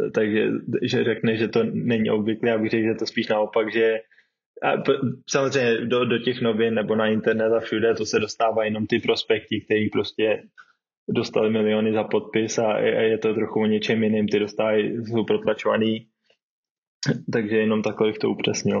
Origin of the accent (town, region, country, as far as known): Czechia; moved away as an adult